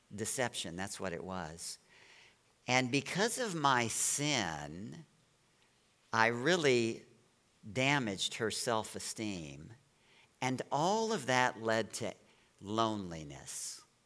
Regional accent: Baton Rouge, Louisiana, United States; now in Chesapeake Bay area, United States; I was born in Baton Rouge, Louisiana.

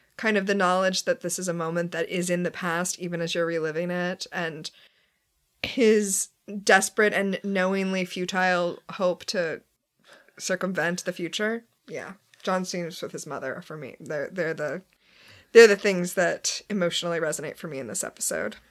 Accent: Florida, United States; I'm from Florida.

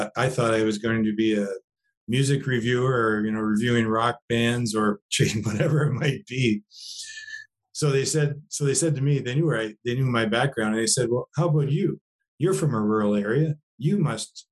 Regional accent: Mitchells Bay, Ontario, Canada; also born or lived in Chatham, Ontario / Windsor, Ontario; now in Guelph, Canada; I was born in Chatham, but we lived in Mitchells Bay, Ontario

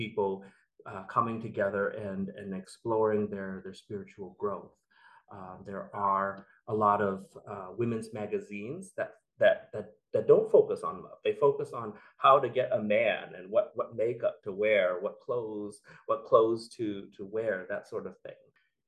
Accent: United States; I grew up in the United States

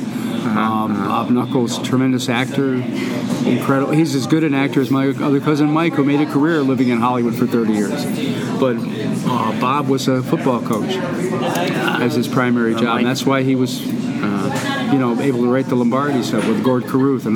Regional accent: Toronto, Ontario, Canada; moved away; also born or lived in Montreal / Detroit / Athens; I've lived in Montreal. I'm from Southern Ontario, Toronto

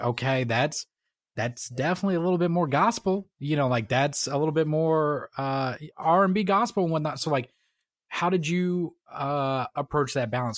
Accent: Florida, United States; moved away; I grew up in, in a, you know, middle class family, you know, whatnot, came from Florida

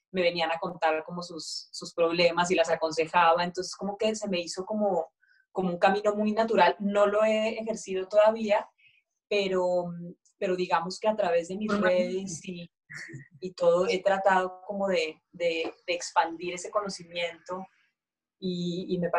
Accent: Mexico; Nos íbamos a, pues esto en México, ¿no? Yo soy mexicana, aunque el acento no sé

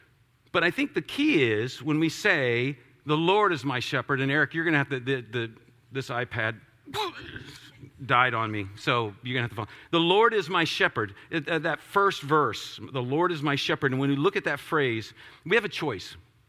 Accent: Florida, United States; As I was a kid, I grew up a lot in Florida, and so I spent a lot of time on the beach and did a lot of time doing that kind of stuff.

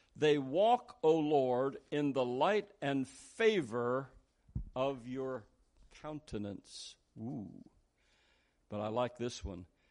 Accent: Philadelphia, Pennsylvania, United States; I was born in Philadelphia.

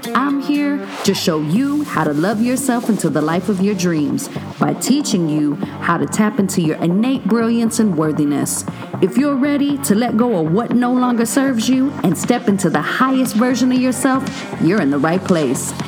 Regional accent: Waco, Texas, United States; my hometown of Waco, Texas.

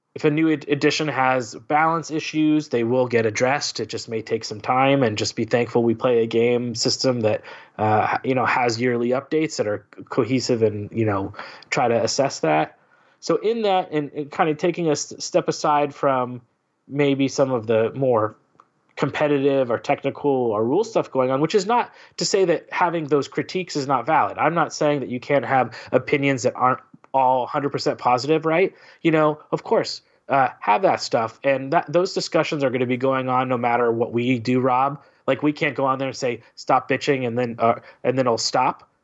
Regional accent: California, United States; being a Californian

